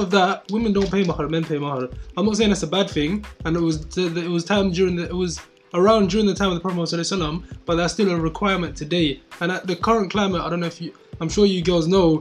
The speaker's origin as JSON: {"language": "English", "region": "London", "country": "United Kingdom", "tie": "born or raised there", "said": "us as like ethnic minorities growing up in London"}